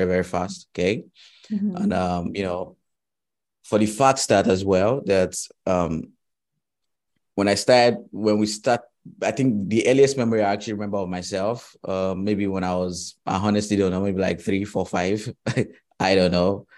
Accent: Nigeria; also born or lived in Ghana; I schooled in Ghana, right? And I'm from Nigeria.

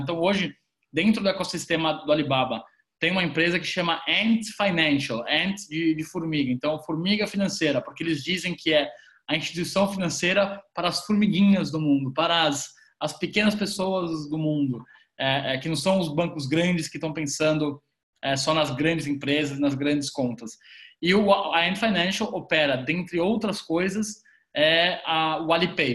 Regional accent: Brazil; a gente, enquanto brasileiros

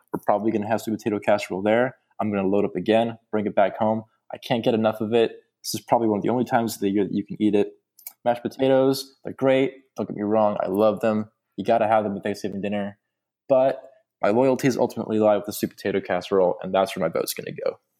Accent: Texas, United States; also born or lived in Colorado; my home state, the great state slash nation of Texas

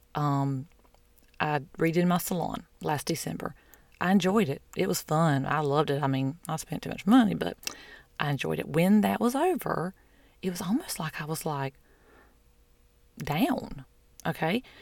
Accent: the South, United States; I'm from the South

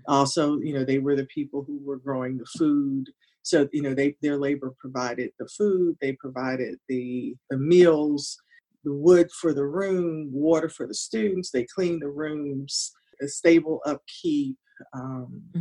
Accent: Hampton, Virginia, United States; I grew up in Hampton

